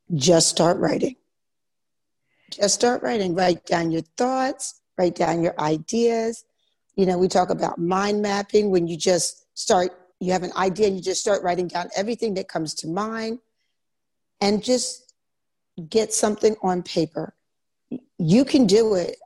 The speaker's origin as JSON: {"language": "English", "town": "Philadelphia", "region": "Pennsylvania", "country": "United States", "tie": "born or raised there", "also_born_or_lived": "Virginia / Germany / Korea", "moved": "as an adult", "lives_now": "Italy", "said": "I'm from Philadelphia, Pennsylvania, mm-hmm. and I went to school there."}